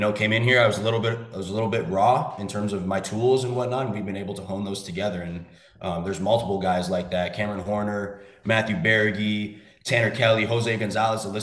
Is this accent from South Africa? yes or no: no; Toronto, Ontario, Canada; moved away as an adult; I'm originally from Toronto, Canada.